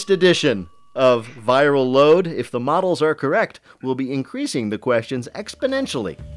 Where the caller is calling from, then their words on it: Marblehead, Massachusetts, United States; From Marblehead, Massachusetts.